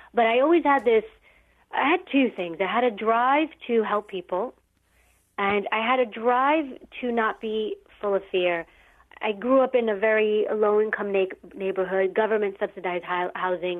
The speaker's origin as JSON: {"language": "English", "town": "New York City", "region": "New York", "country": "United States", "tie": "born or raised there", "said": "I grew up in New York City and uh, in a, a rougher area"}